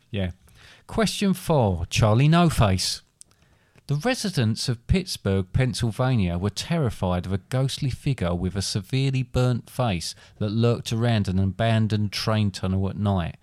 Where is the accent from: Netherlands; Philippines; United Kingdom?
United Kingdom; England; I'm English